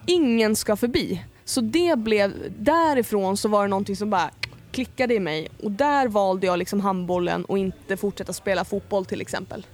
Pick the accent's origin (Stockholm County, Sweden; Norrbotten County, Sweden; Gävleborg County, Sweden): Gävleborg County, Sweden; Ljusne; moved away; also born or lived in Hofors / Gästrikland; Ljusne i Hälsingland. Men jag är också upp, alltså uppväxt delvis i Gästrikland, liksom Gävle, Hofors också